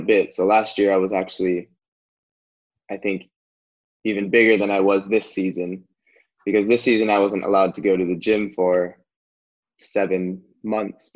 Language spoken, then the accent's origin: English; Orange County, California, United States; I grew up in Orange County